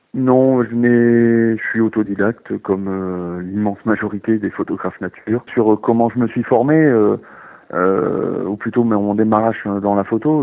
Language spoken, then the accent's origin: French; Nord-Pas-de-Calais, Hauts-de-France, France; moved away as an adult; also born or lived in Jura / Besançon; j'ai grandi dans le Nord-Pas-de-Calais, euh, dans, dans, un petit village à la campagne